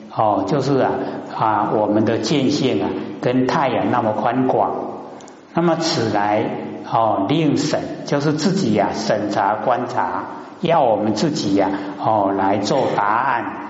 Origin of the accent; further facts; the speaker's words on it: Taiwan; 我们台湾话讲含里合里